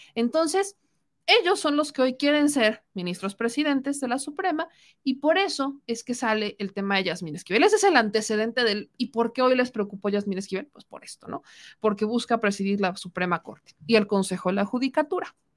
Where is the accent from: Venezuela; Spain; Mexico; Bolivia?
Mexico; como mexicana